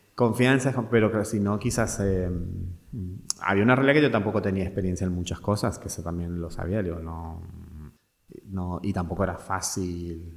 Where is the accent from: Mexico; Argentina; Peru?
Argentina; Mendoza; moved away as an adult; also born or lived in Buenos Aires, Argentina; now in Spain; yo vengo de una provincia, que son a 1500 kilómetros de Buenos Aires, de Mendoza